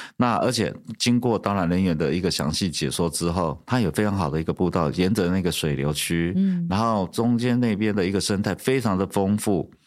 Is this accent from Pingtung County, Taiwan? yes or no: yes; Pingtung County, Taiwan; 我小时候那边也种了非常非常多的芒果树